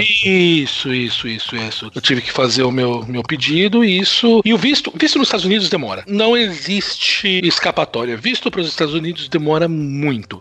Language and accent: Portuguese; São Paulo, Brazil; accent: São Paulo (Mooca); moved away as an adult; also born or lived in Netherlands / France; now in Boston, United States; Então, sou de São Paulo, nascido, crescido